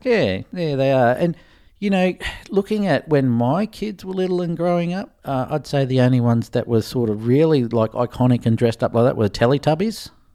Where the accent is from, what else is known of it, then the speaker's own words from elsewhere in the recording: Australia; being Australian